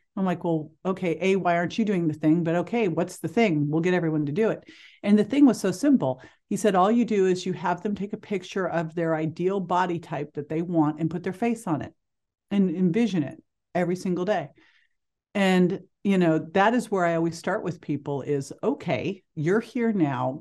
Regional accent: Berkeley, California, United States; growing up in Berkeley, California

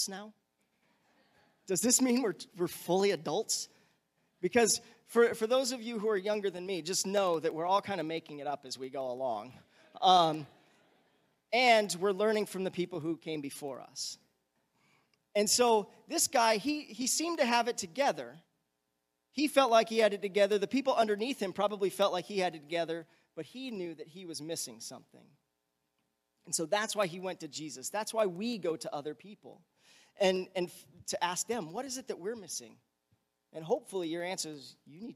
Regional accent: United States

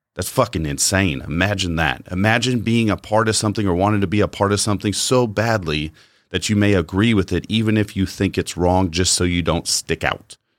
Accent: United States; as an American, I've enjoyed the society I've lived in for the bulk of my life

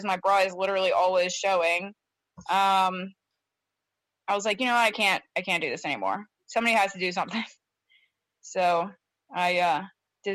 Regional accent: U.S. Virgin Islands; moved away; also born or lived in Baltimore, Maryland, United States; So we all moved to the Virgin Islands, and that's where I essentially grew up

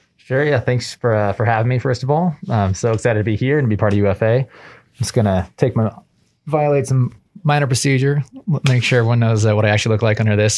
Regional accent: Southern California, United States; moved away as an adult; also born or lived in Boston; I grew up in Southern California, uh, spent most of my life out there

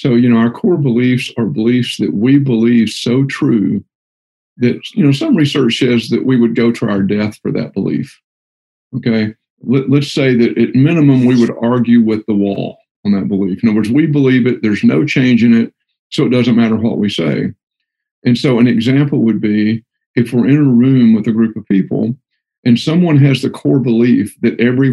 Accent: Texas, United States; I'm from Texas, and we call everybody guys, or guys and gals

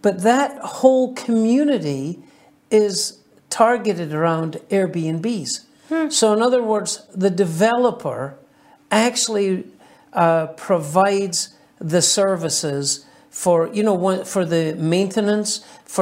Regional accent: Scotland, United Kingdom; moved away as an adult; now in Las Vegas, United States

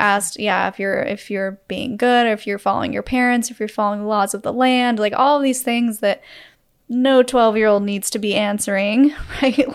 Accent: Utah, United States; we grew up in Utah

